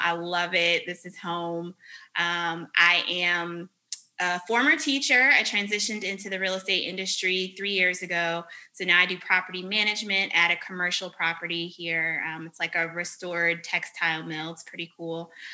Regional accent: Richmond, Virginia, United States; moved away as an adult; also born or lived in Vermont / Japan; now in North Carolina, United States; I am originally from Richmond, Virginia, so not too far away. uh, I grew up in Virginia

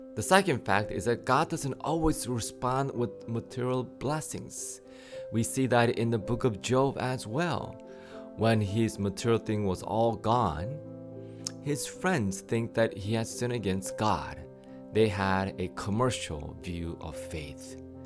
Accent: United States; you and I were raised here in the States

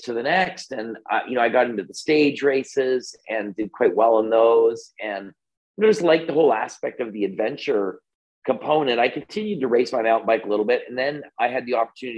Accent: Canada; I'm Canadian

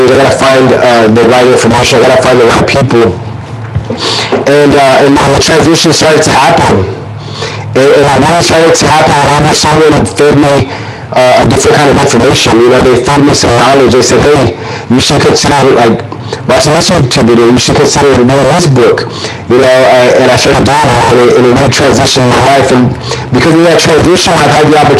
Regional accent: Corpus Christi, Texas, United States; also born or lived in Bay City, Texas; my mom decided to move us to a better city. And then that was Corpus Christi

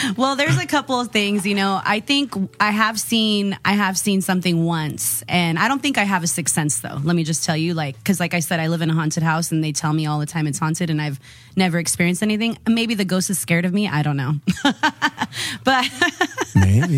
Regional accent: Modesto, California, United States; now in San Diego, United States; originally from Modesto, California

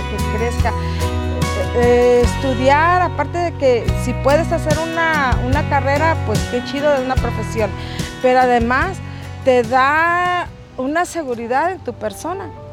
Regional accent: Nayarit, Mexico; also born or lived in Zacatecas; Vivo aquí desde hace 55 años. Aquí hice mi primaria, mi secundaria.

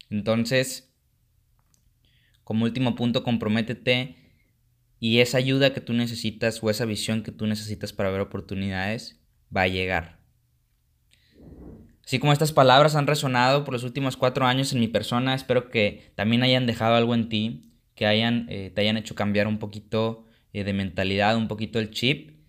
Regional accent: Mexico; pero como mexicano no toleramos que alguien le vaya mejor que a nosotros, ¿no? Esa es la cultura mexicana.

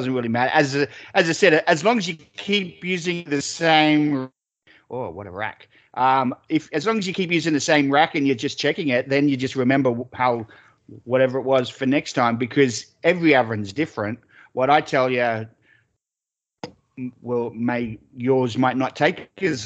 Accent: Australia; accent: Australian; moved away

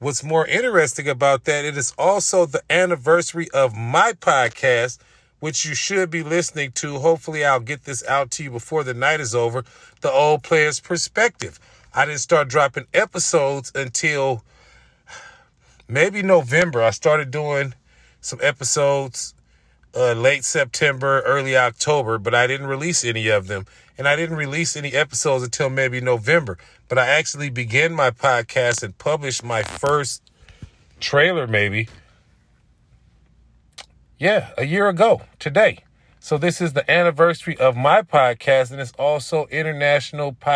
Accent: Oakland, California, United States; moved away as an adult; I'm still in my hometown, in my home area

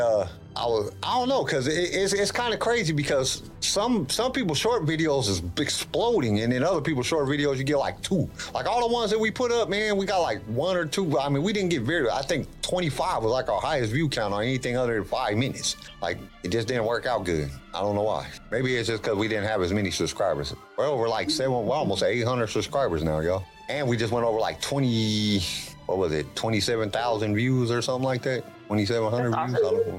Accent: Fresno, California, United States; I'm from California, so I was born in Fresno, California.

